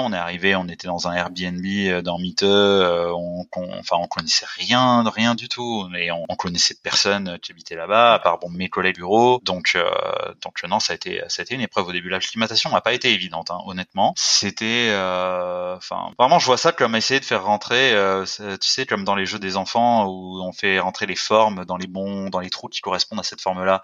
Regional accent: Provence-Alpes-Côte d'Azur, France; moved away as an adult; also born or lived in Toulouse / Paris / Mauritius; now in Berlin, Germany; je suis originaire du sud-est euh, des Alpes-Maritimes. J'ai étudié, euh, bah, j'ai étudié jusqu'au lycée là-bas

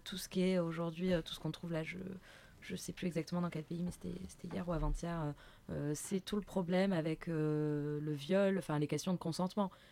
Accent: France; on est français

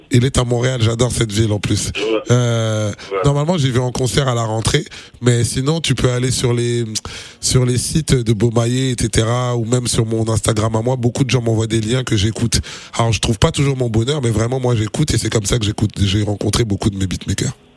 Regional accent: Kinshasa, DR Congo; also born or lived in France / Paris; now in Abidjan, Côte d'Ivoire; je suis congolais par mon père, sénégalais par ma mère. Donc j'ai grandi à Kinshasa, mais j'habite en France

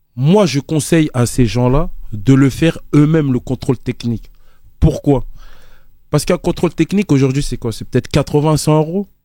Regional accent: Côte d’Ivoire; je suis ivoirien, c'est inné

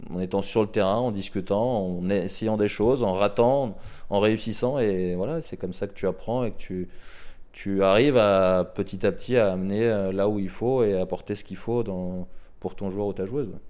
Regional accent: France; en tant que Français

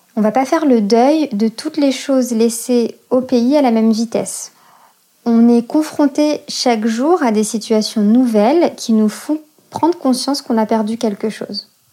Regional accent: France; also born or lived in Algeria; je suis née en France, de parents nés au Maroc et en Algérie, et arrivée en France au milieu des années quatre-vingts. Après ma naissance, nous avons vécu quelques années en Algérie, puis sommes revenus en France au début des années quatre-vingt-dix

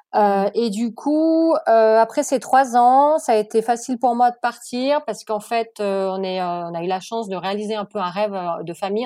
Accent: France; moved away as an adult; also born or lived in Germany / French-Swiss border region; now in Switzerland; je suis française, d'origine française. J'ai vécu longtemps en Allemagne

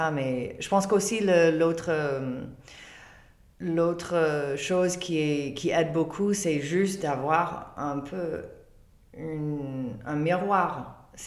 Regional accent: England, United Kingdom; French is a second language; Et pourtant, moi, je suis anglaise.

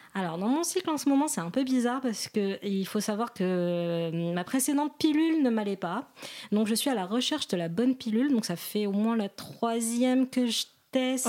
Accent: Morocco; je suis marocaine

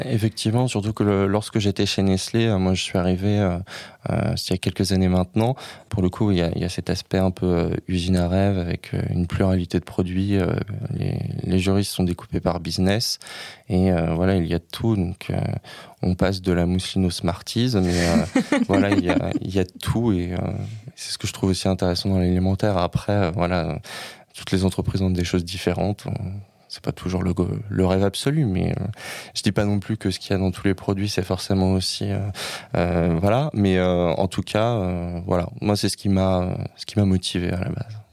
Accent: Saint-Nazaire, Pays de la Loire, France; moved away as an adult; now in Paris, France; Je suis originaire, comme beaucoup de gens, pas du tout de Paris, de Saint-Nazaire en Loire-Atlantique, près de Nantes

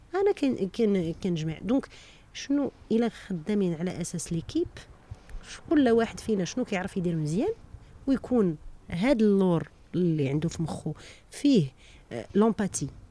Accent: Morocco; first language Moroccan Arabic (Darija); moved away as an adult; now in France; انا عارفه راسي منين جيت انا مغربيه ودابا فرنساويه

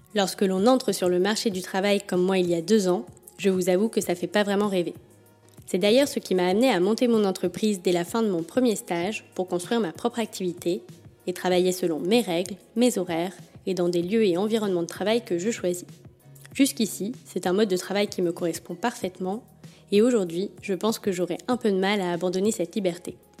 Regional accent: Paris, Île-de-France, France; je suis née à Paris et j'y ai toujours vécu, ou presque.

